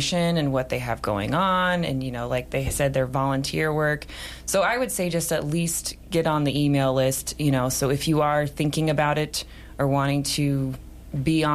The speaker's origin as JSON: {"language": "English", "town": "Sheridan", "region": "Wyoming", "country": "United States", "tie": "born or raised there", "also_born_or_lived": "Gillette, Wyoming", "said": "we actually grew up kind of out of town. It was like out Big Goose here in Sheridan"}